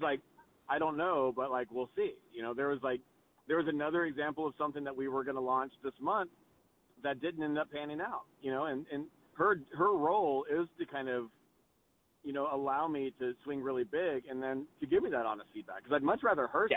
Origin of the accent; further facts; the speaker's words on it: Texas, United States; moved away; I grew up in Texas